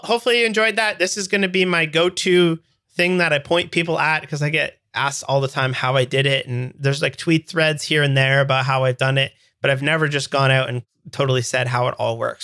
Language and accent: English; Canada; I'm Canadian